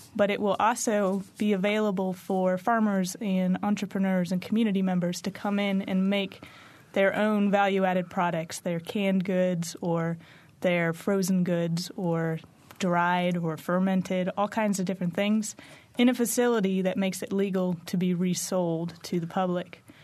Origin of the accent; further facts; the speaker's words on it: Bloomington, Indiana, United States; when I came back to Bloomington, this is my hometown